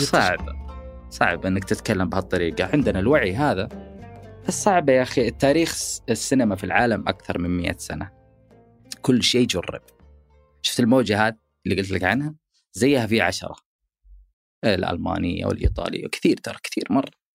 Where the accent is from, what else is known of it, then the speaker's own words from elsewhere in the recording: Saudi Arabia; عندنا في السعوديه